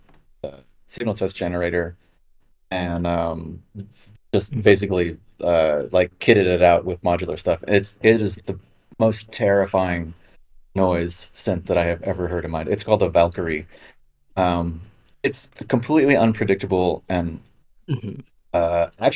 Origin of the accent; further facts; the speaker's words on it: Los Angeles, California, United States; moved away as an adult; now in Berlin, Germany; I grew up in California and Los Angeles